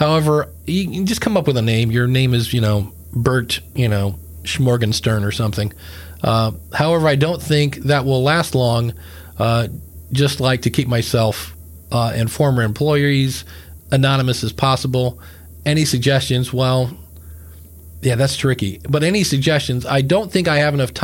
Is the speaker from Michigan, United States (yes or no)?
no; Akron, Ohio, United States; that's where I'm from, Akron, Ohio